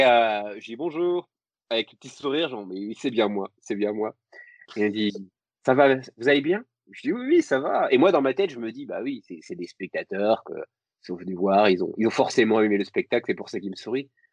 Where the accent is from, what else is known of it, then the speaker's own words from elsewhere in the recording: Lorraine, Grand Est, France; je suis, je suis Lorrain